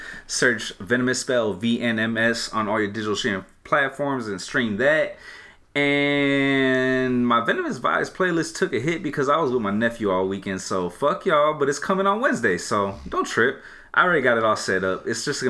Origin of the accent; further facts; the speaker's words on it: Oakland, California, United States; I'm really from Oakland, though.